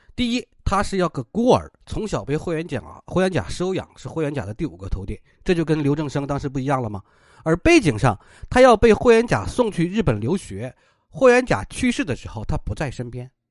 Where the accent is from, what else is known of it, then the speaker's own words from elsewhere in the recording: Inner Mongolia, China; 我老家内蒙古